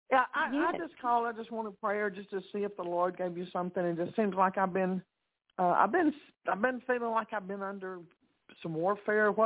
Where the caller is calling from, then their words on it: Texas, United States; This is … in Texas.